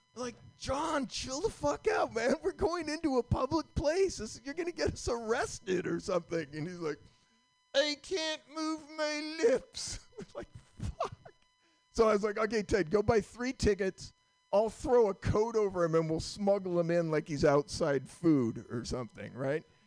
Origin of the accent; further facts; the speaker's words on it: Vermont, United States; I'm from Vermont